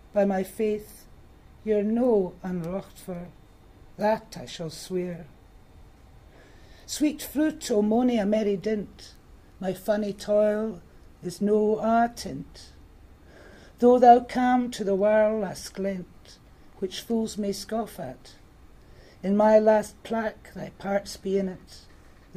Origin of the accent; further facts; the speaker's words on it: Scotland, United Kingdom; I'm Scottish